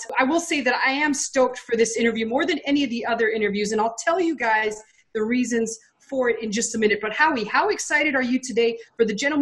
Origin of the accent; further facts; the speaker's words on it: Texas, United States; I'm actually from Texas.